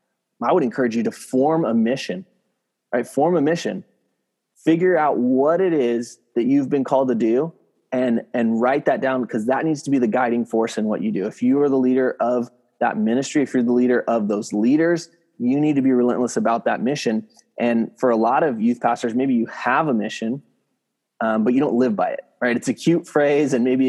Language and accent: English; San Diego, California, United States; moved away as an adult; also born or lived in San Francisco Bay Area; now in San Francisco, United States; I'm at a church up in San Francisco area. So about 8 hours north of where I grew up in San Diego